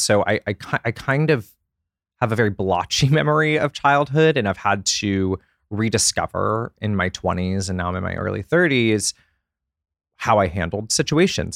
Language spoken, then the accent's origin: English; Atlanta, Georgia, United States; I grew up in Atlanta, Georgia